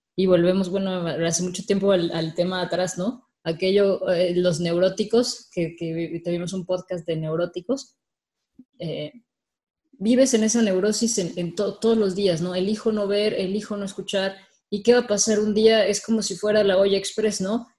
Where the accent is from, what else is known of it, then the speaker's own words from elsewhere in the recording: Mexico; soy mexicana también